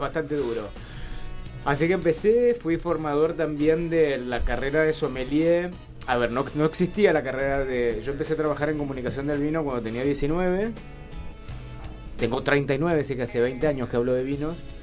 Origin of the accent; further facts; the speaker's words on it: Junín, Mendoza, Argentina; moved away as an adult; also born or lived in Rivadavia, Mendoza; now in Buenos Aires, Argentina; Yo nací en Rivadavia, me crié toda la vida en Junín. Esto es zona este de Mendoza